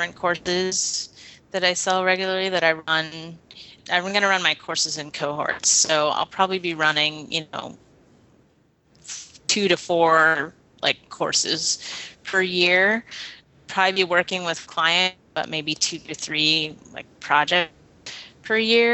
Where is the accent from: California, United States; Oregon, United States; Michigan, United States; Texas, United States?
Oregon, United States; Portland; I'm from here